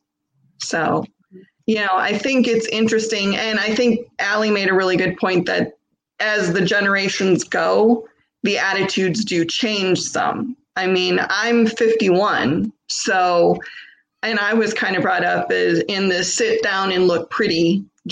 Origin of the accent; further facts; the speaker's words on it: Michigan, United States; I'm born and raised in Michigan, Midwest